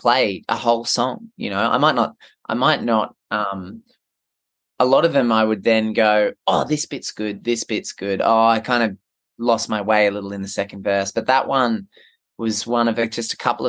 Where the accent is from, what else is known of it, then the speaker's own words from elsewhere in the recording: Merimbula, New South Wales, Australia; my hometown is a little town called Marimbula.